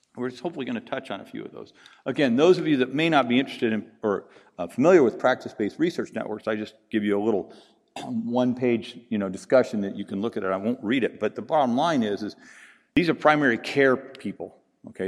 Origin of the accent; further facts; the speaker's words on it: Pacific Northwest, United States; also born or lived in the South, United States; now in Southern United States; I'm from the Pacific Northwest. I live in the South